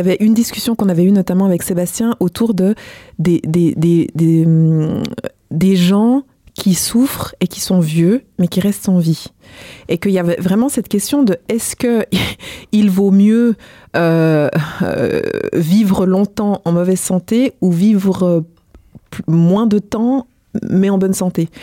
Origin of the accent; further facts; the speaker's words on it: Switzerland; j'ai grandi euh, en Suisse, mais je suis d'origine congolaise